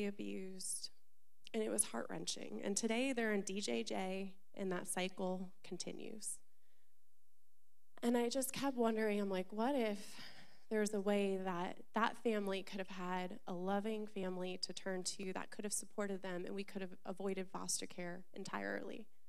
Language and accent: English; Orlando, Florida, United States; I was born and raised in Florida, Central Florida, Orlando